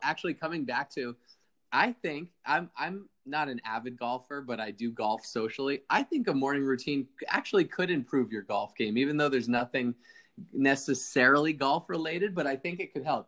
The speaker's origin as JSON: {"language": "English", "region": "East Coast", "country": "United States", "tie": "born or raised there", "moved": "yes", "lives_now": "Laguna Niguel, United States", "said": "I grew up on the East Coast"}